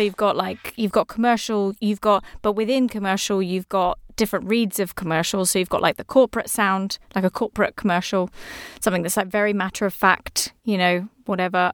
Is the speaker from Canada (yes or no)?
no; England, United Kingdom; I'm English